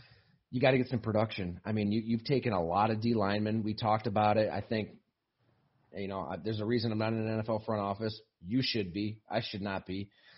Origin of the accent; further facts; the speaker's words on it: Buffalo, New York, United States; I'm from Buffalo.